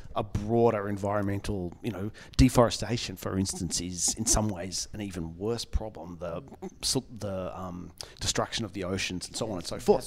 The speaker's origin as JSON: {"language": "English", "town": "Melbourne", "region": "Victoria", "country": "Australia", "said": "I'm from Melbourne"}